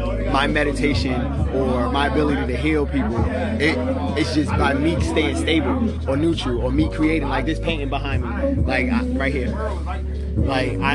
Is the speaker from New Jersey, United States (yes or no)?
yes; North New Jersey, United States; I'm from the city. I'm from North New Jersey.